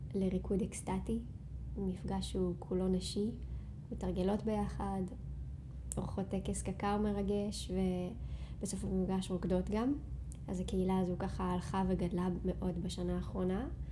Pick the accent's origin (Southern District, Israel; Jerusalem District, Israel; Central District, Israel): Central District, Israel; Rinatya; moved away as an adult; also born or lived in Tel Aviv / Shaharut; חזרתי לגור במושב שבו גדלתי, מושב רינתיה. מושב ממש מתוק שנמצא במרכז הארץ